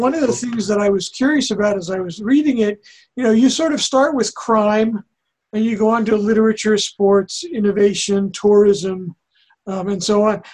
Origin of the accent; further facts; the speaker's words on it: New Jersey, United States; now in Ashland, United States; I grew up in New Jersey